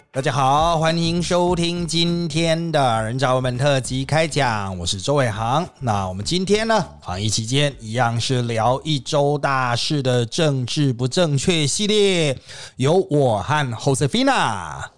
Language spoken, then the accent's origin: Chinese; Taiwan; 我们台湾人